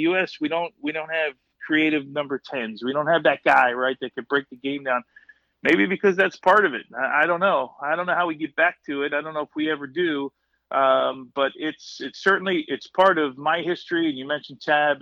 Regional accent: Kearny, New Jersey, United States; that's kind of the era that we grew up in Kearney

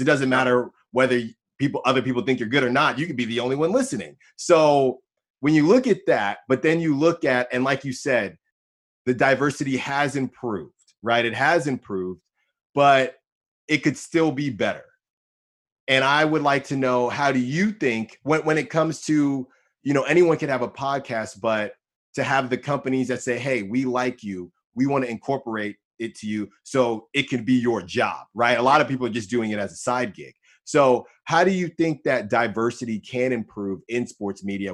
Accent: Bay Area, California, United States; I'm from the Bay Area

